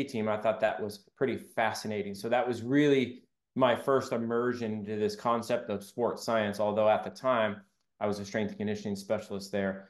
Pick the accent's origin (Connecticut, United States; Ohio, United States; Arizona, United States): Arizona, United States; Southern; growing up in Southern Arizona